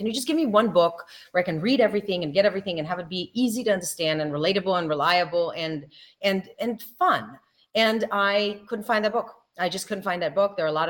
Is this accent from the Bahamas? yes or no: no; Israel; moved away; So I'm Israeli American. I was born and raised in Israel, but I always say about myself that I'm 100% Israeli and 100% American